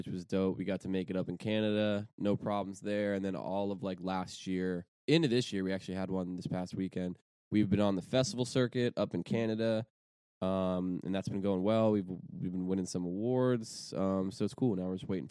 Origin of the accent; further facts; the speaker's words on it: Wheeling, West Virginia, United States; moved away as an adult; also born or lived in Colorado; now in Los Angeles, United States; I lived in Wheeling. I grew up in Wheeling.